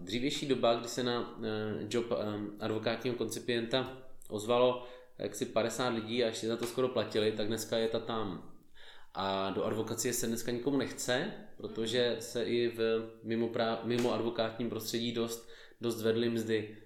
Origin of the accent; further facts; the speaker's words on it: Olomouc, Olomouc Region, Czechia; jsem z Olomouce